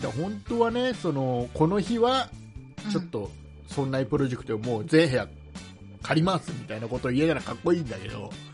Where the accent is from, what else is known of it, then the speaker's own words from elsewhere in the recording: Kisarazu, Chiba, Japan; 千葉県の木更津市僕の地元